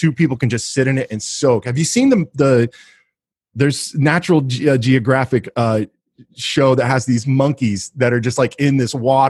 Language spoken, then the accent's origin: English; Kansas City, Missouri, United States; they find out I'm from Kansas City